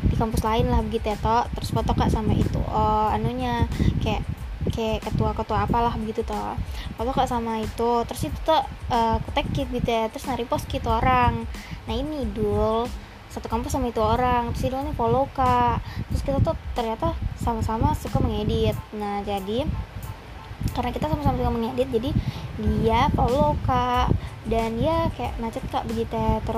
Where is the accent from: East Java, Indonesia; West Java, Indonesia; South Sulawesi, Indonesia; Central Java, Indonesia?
South Sulawesi, Indonesia; Makassar; jadi sebenarnya aku orang Makassar ya guys. Jadi uh, ya aku bisa bicara uh, bahasa gini.